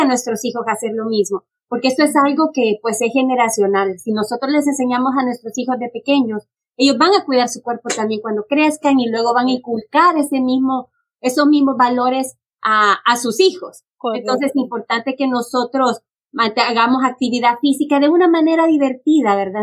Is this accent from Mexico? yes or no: no; Honduras; moved away; yo soy originalmente de Honduras